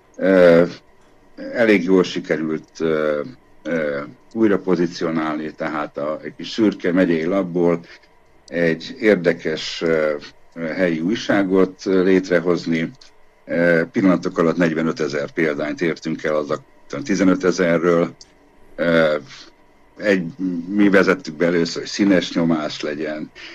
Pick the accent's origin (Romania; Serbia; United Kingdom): Romania; Oradea, Bihor County; moved away as an adult; now in Debrecen, Hungary; én nagyváradiként